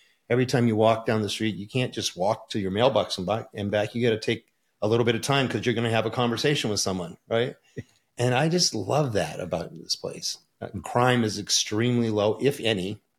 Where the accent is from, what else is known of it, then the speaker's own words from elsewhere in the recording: Port Huron, Michigan, United States; born there; I was born in Port Huron, Michigan, just outside of Detroit